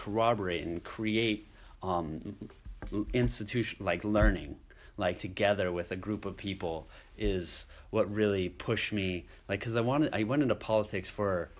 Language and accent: English; Janesville, Iowa, United States; I'm from Iowa, grew up in Iowa, my roots are here.